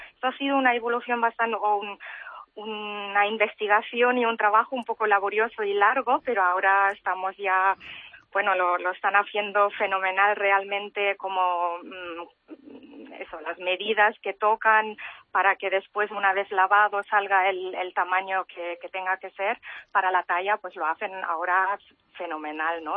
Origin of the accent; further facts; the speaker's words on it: Germany; moved away as an adult; also born or lived in Barcelona; now in Mallorca, Spain; yo he nacido y crecido y he hecho la educación en Alemania